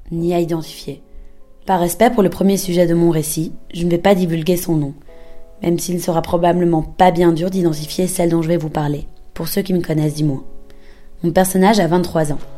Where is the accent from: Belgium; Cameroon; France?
Belgium; now in Berlin, Germany; J'ai 26 ans, je suis belge et j'habite à Berlin.